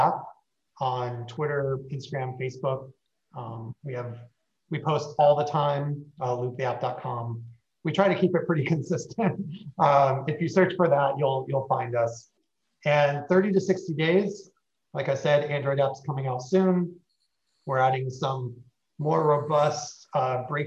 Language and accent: English; near Buffalo, New York, United States; moved away as an adult; also born or lived in Seattle / Los Angeles; now in Miami, United States; Grew up near Buffalo